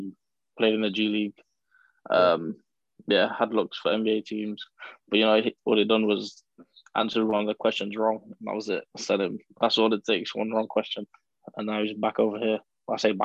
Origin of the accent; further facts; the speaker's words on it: United Kingdom; moved away as an adult; also born or lived in United States; I'm British